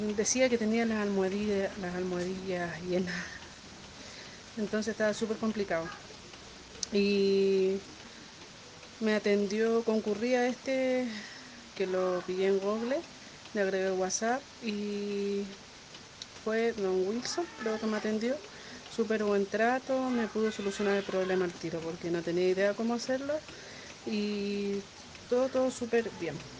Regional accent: Chile; soy de Chile

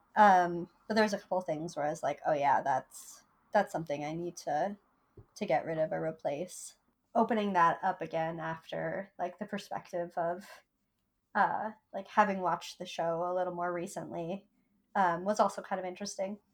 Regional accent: Vermont, United States; now in New York, United States; I grew up in Vermont where you never had to wait in line for anything.

